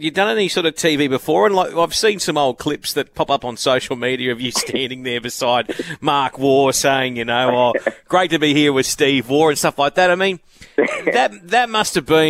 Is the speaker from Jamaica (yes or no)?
no; Brisbane, Queensland, Australia; moved away; I grew up in Brisbane.